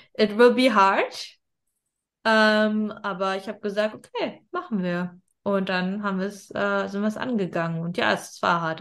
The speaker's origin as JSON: {"language": "German", "country": "Germany", "tie": "born or raised there", "said": "wir sind in Deutschland geboren"}